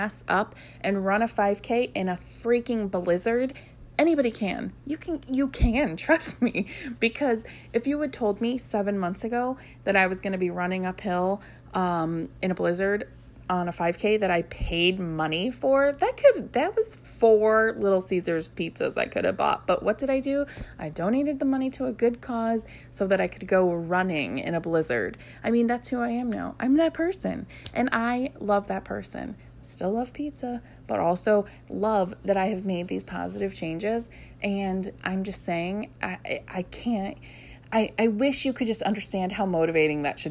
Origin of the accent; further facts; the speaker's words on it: Ohio, United States; also born or lived in California; When I moved back to Ohio